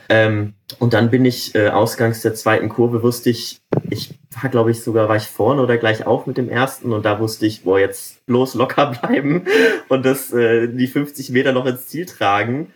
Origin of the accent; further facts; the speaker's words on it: North Rhine-Westphalia, Germany; moved away; ich komme ja auch ursprünglich aus Nordrhein-Westfalen